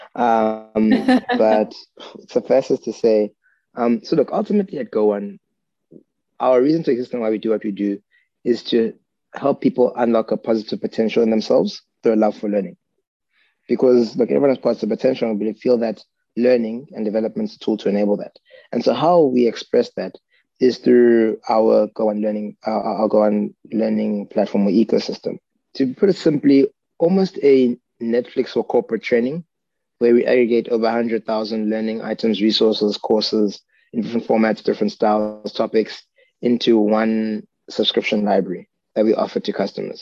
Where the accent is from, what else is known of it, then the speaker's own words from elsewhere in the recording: South Africa; I grew up in South Africa, parents are Ugandan by origin